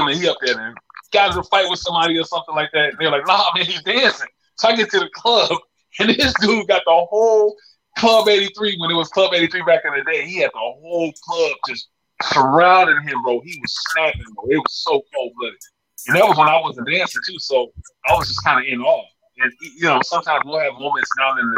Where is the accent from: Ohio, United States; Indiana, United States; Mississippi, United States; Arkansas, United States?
Indiana, United States; Griffith; also born or lived in Chicago, Illinois / Merrillville, Indiana; I'm from Chicago originally, but I grew up in Indiana all my life